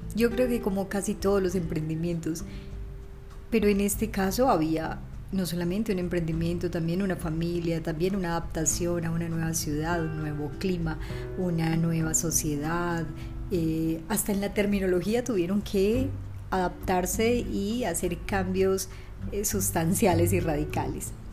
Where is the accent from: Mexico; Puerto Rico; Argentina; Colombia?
Colombia; Valledupar, Cesar; also born or lived in Ciudad Bolívar, Antioquia; Valledupar en mi anterior primer podcast porque fue la ciudad donde viví mi infancia y quizás mi adolescencia